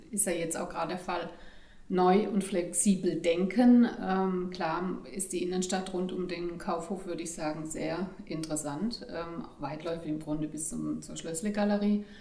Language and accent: German; Pforzheim, Baden-Württemberg, Germany; born there; Ich bin tatsächlich hier in Pforzheim geboren.